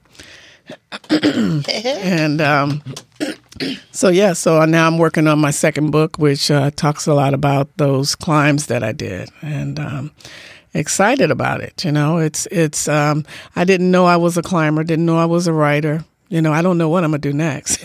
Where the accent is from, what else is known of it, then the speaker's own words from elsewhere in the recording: Detroit, Michigan, United States; now in Bainbridge Island, United States; me growing up in Detroit